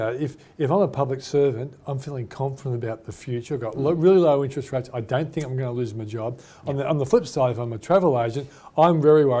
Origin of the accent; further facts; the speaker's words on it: Australia; we Australians